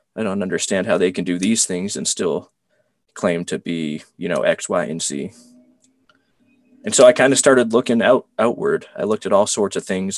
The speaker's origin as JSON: {"language": "English", "area": "Cape Cod", "region": "Massachusetts", "country": "United States", "tie": "born or raised there", "said": "I'm from Cape Cod"}